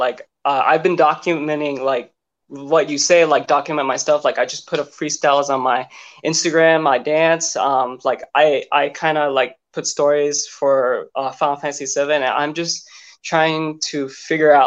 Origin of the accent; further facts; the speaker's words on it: California, United States; I'm from California, West Coast